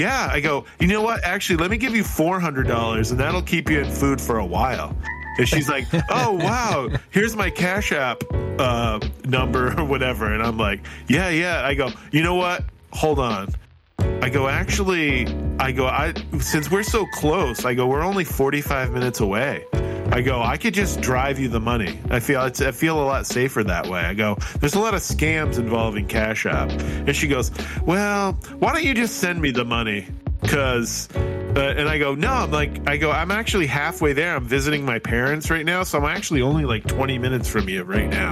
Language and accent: English; Detroit, Michigan, United States; I'm from Detroit